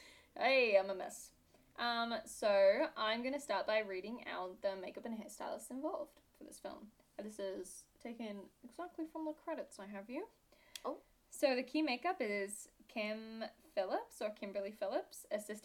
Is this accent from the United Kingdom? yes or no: yes; United Kingdom; I am British. It's actually a really bad accent. Why is everyone fooled by this? People just think I'm Australian.